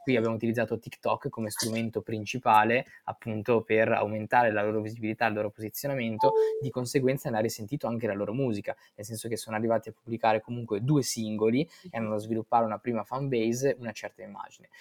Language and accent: Italian; Verona, Veneto, Italy; Io sono originario di Verona e nato e cresciuto lì